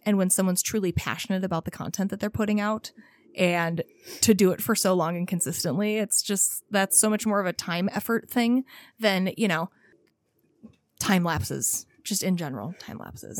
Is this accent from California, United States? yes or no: yes; California, United States; I grew up in California